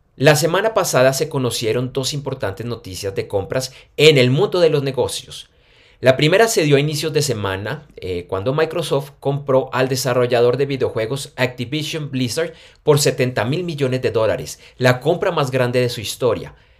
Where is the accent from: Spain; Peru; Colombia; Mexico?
Colombia; Bogotá; now in Medellín, Colombia; Yo soy de Bogotá, pero yo vivo en Medellín